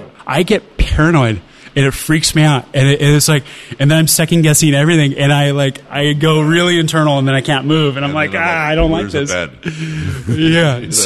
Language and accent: English; Orange County, California, United States; I grew up in the middle of the surf industry. So I grew up in Orange County.